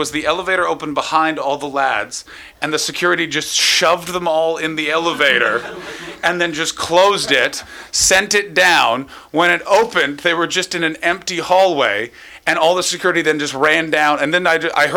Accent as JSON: {"language": "English", "country": "Canada", "moved": "yes", "lives_now": "Oxfordshire, United Kingdom", "said": "I'm from Canada"}